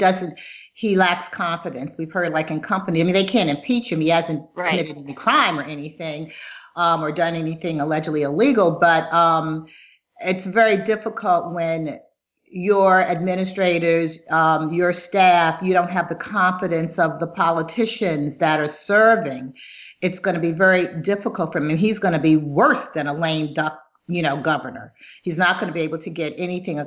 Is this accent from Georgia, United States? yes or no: no; Baltimore, Maryland, United States; accent: Baltimore; moved away; I'm originally from Baltimore, and there are just a lot of things about me that are about Baltimore. I mean, some words I pronounce, people say, oh, you didn't pronounce that right. I'm like, yeah, it's because I pronounce it the way they pronounce it in Baltimore.